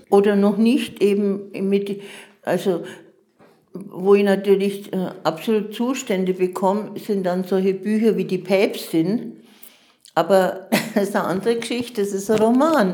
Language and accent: German; Munich, Bavaria, Germany; moved away; also born or lived in Augsburg; ich bin in München geboren